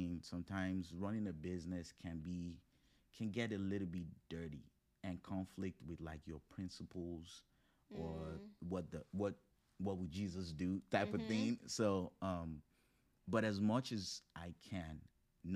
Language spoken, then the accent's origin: English; Nigeria; moved away; also born or lived in Morgantown, West Virginia, United States; growing up with African roots, growing up in Nigeria, not just being Nigerian, but, like, really growing up in Nigeria